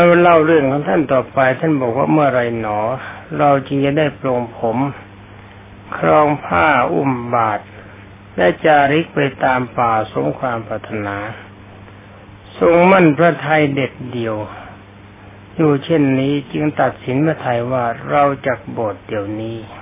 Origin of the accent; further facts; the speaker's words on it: Thailand; ประเทศของเรา